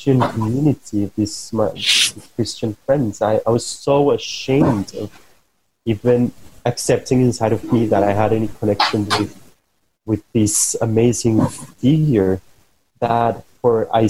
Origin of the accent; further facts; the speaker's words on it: Bogotá, Bogotá Capital District, Colombia; I come from Colombia, I come from Bogota, and I had a very specific way of growing up.